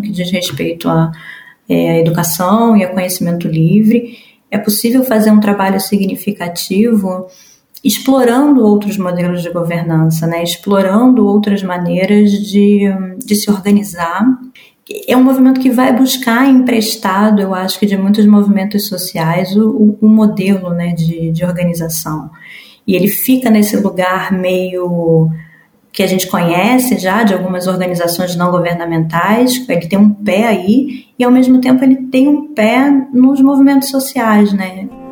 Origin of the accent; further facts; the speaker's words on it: Brazil; sou do sul global, sou brasileira